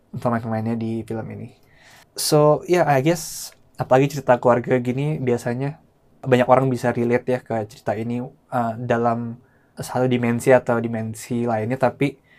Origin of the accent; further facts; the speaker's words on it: Indonesia; orang Indo keturunan Tionghoa